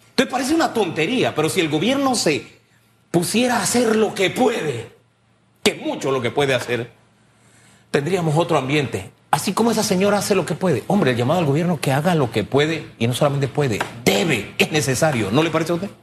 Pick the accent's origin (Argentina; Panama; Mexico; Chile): Panama; Somos panameños